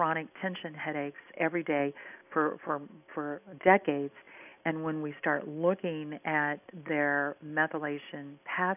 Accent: Minnesota, United States; In the upper Midwest, and I'm from Minnesota, in the upper Midwest

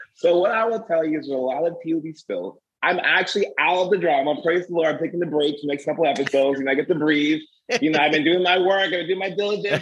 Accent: the South, United States; being African American in the South

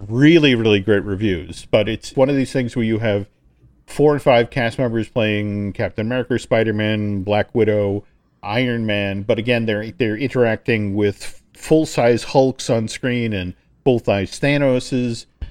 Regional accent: New England, United States; now in Orlando, United States; I grew up in New England

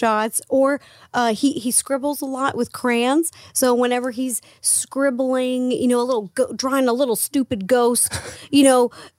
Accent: Seattle, Washington, United States; moved away as an adult; now in Los Angeles, United States; I'm from Seattle. Born and raised Seattle. And then I moved here, was 15

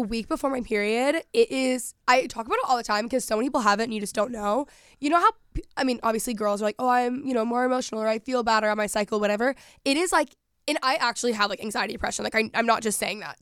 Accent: Texas, United States; moved away; growing up in Texas, people just work and work ethic there is very different.

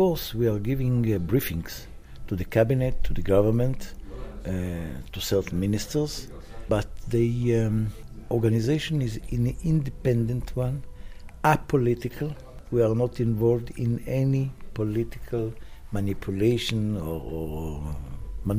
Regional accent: Tel Aviv, Tel Aviv District, Israel; I was born in Palestine, because in 1944, Israel wasn't founded yet

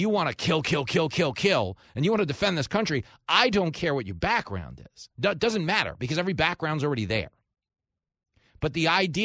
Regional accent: Levittown, New York, United States; I grew up in Levittown, the biggest post-World War II settlement for American GIs returning home from the war

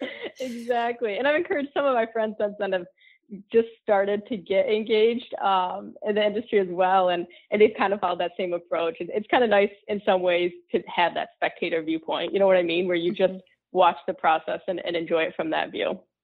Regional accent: Grand Rapids, Michigan, United States; I grew up in West Michigan, so Grand Rapids

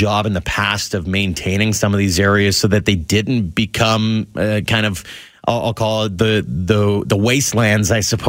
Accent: near Little Bow Provincial Park, Alberta, Canada; now in Calgary, Canada; Little Bow Provincial Park is one that is really close to my hometown.

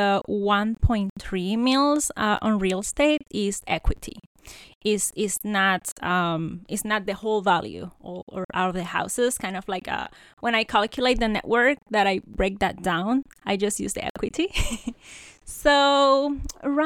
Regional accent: Puerto Rico; moved away as an adult; now in United States; I'm a Puerto Rican. So I have a background more like into the academia. I grew up in Puerto Rico, studied there, did my bachelor

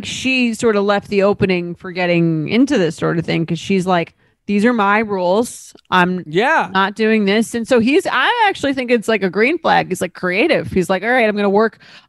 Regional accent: Boston, Massachusetts, United States; However, I am from Boston where the timelines are much longer.

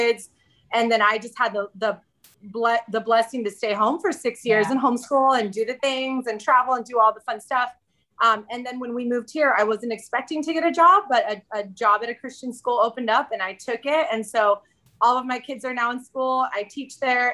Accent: Southern California, United States; moved away as an adult; also born or lived in Central Arizona; now in Arizona, United States; We moved from Southern California, the place where I was born and raised and knew every nook and cranny of my city, to Central Arizona

